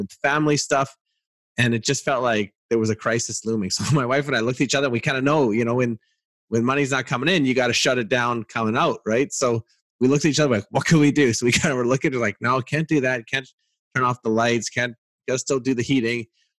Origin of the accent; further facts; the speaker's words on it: Canada; As a Canadian